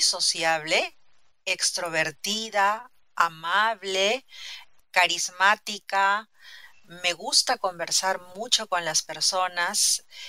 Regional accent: Lima, Peru; soy peruana, he nacido en Lima, la capital.

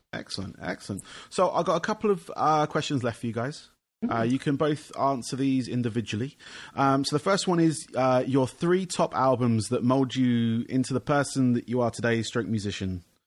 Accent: England, United Kingdom; being from England

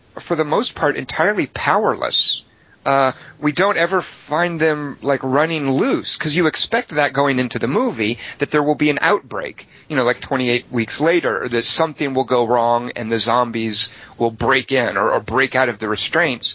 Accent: United States; as an American

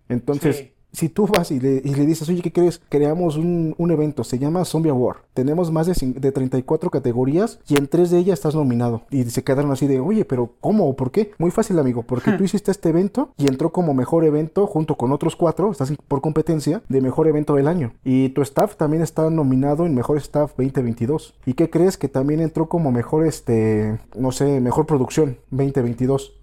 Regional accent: Mexico; Aquí en mi ciudad natal

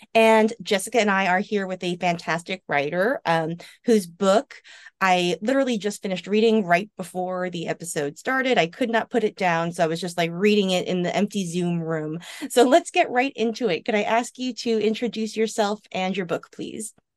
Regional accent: New York, United States; I am from New York, and I went to N Y U in the early aughts, and so, like, I grew up going to a lot of the places

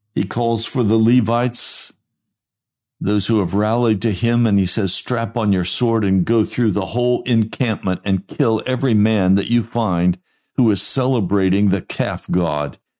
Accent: United States; I'm an American

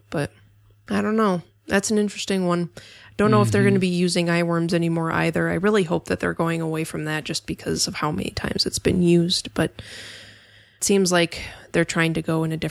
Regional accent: Minnesota, United States; I'm from Minnesota, and I don't sleep

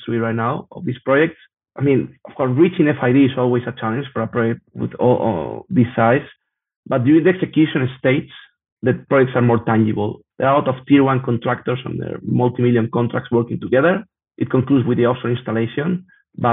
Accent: Spain; I'm from Spain

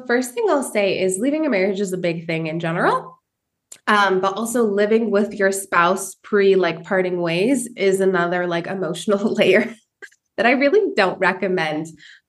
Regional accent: Washington, United States; moved away as an adult; also born or lived in Sumner, Washington / San Francisco / Orange County / Mexico; now in Malinalco, Mexico; I actually grew up in Washington State. I joke that I progressively made my way down the border because I moved from Washington State to San Francisco. Then I lived in Orange County, and then I made my way to Mexico.

